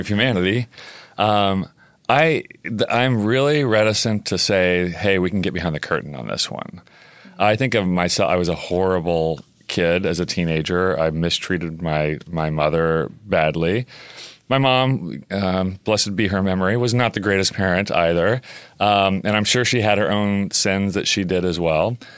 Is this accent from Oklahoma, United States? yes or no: yes; Oklahoma, United States; I grew up in Oklahoma